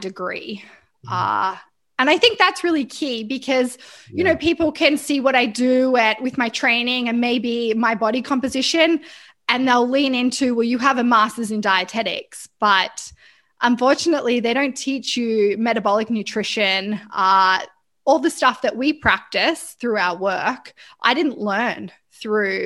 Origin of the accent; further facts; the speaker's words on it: Australia; now in Vancouver, Canada; I live in Vancouver, but I am Australian.